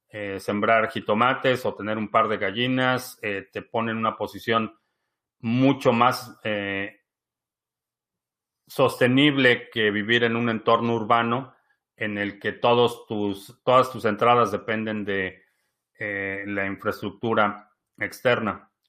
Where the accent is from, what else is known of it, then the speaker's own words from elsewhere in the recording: Venezuela; now in Mexico; Oscar, yo soy venezolano viviendo en México y estoy seguro que vamos para el rumbo de Venezuela.